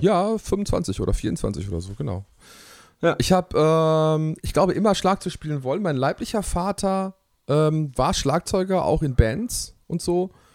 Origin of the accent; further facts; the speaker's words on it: Hamm, North Rhine-Westphalia, Germany; Ich bin tatsächlich äh, in Hamm geboren, äh, im Marienhospital